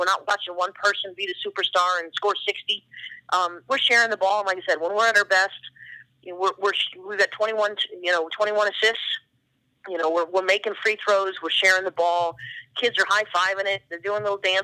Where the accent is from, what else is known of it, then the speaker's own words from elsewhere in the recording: Oregon, United States; now in Boston, United States; I grew up in Oregon, and I've got family in Eastern Oregon where there are no people.